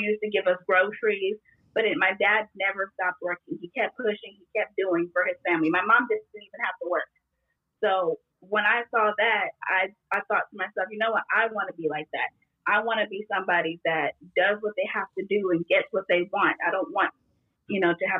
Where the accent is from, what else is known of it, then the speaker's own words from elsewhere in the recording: Miami, Florida, United States; moved away; I was born in Miami, so I have a very Latin Caribbean type of flair